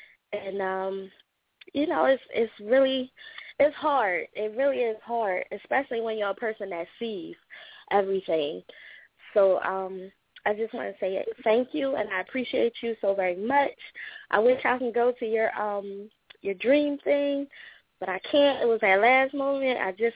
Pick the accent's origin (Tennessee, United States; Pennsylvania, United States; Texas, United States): Pennsylvania, United States; Philadelphia; I'm also from Philly